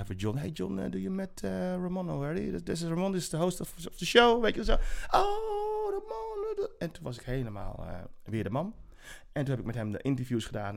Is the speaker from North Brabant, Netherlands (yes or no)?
no; Zeist, Utrecht, Netherlands; also born or lived in Suriname; Ik ben opgegroeid in Zeist tussen de boerenkom met, met, met worst